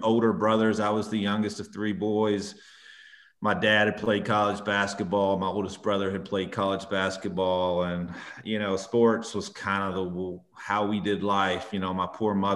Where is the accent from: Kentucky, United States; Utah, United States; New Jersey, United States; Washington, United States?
Kentucky, United States; Edmonton; growing up in Kentucky